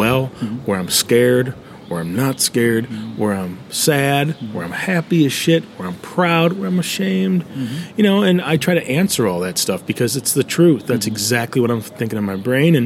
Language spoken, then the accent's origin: English; United States; I'm American